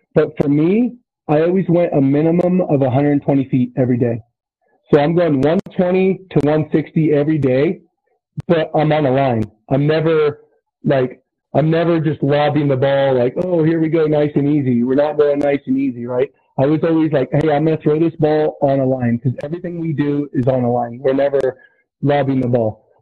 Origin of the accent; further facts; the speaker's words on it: Susanville, California, United States; I'm from Susanville, so it's Lassen Community College up in Northern California